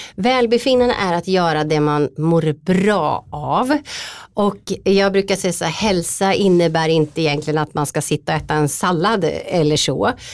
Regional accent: Linköping, Östergötland, Sweden; Valla djurklinik i eh, Linköping där jag kommer ifrån

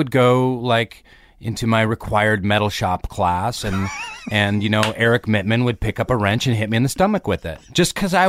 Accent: Seattle, Washington, United States; Suburban Seattle. I did.

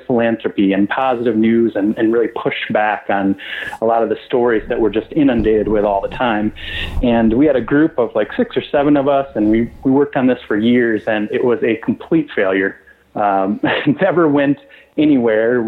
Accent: West Michigan, United States; born or raised there

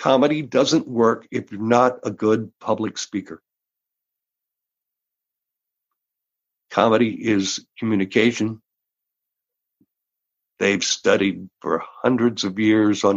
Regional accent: Georgia, United States; moved away as an adult; also born or lived in Austin, Texas / Houston, Texas; now in Los Angeles, United States; I was born in Texas, raised in Georgia

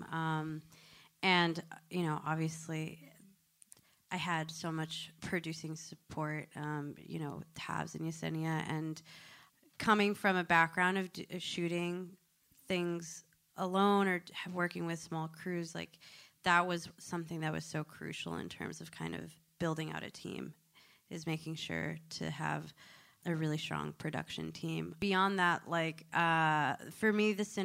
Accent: Connecticut, United States; I grew up in Connecticut

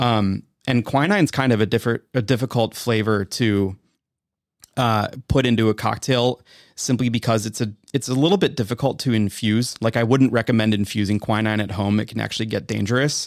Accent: Wisconsin, United States; I'm from Wisconsin

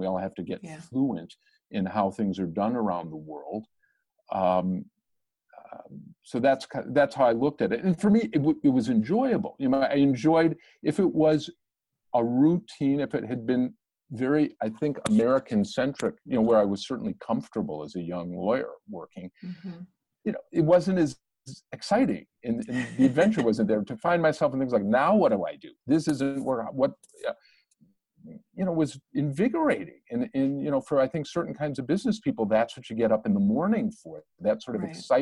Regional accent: Ghana; I learned in Ghana as a schoolboy

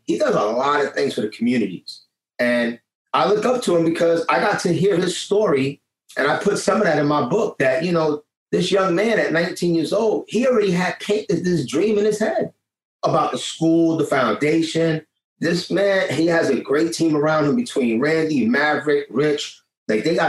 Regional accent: New York City, New York, United States; I'm from Lower East Side. You come already from the projects

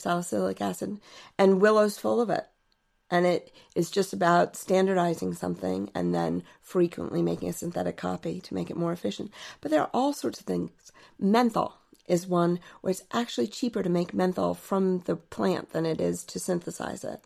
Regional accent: Alexandria, Virginia, United States; I grew up in Alexandria, Virginia, and my parents had a garden

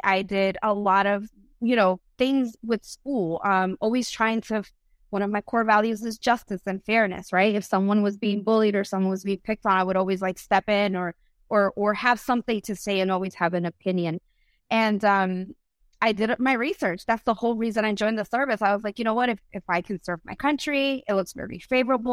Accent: United States; first language Spanish; English is a second language; I'm first generation of America. My mom immigrated from Ecuador

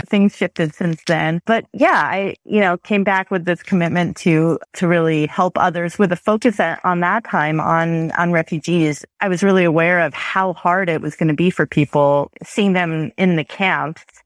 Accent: Chappaqua, New York, United States; also born or lived in France; now in Toronto, Canada; I grew up in New York State, about, in a suburb of New York City.

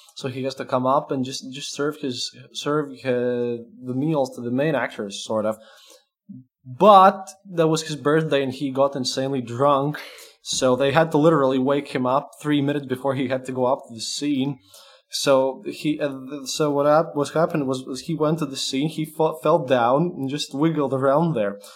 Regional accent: Latvia; English is a second language; I'm a Latvian

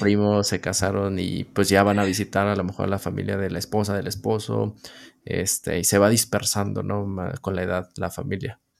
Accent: Northeast Mexico, Mexico; yo soy del noreste de México

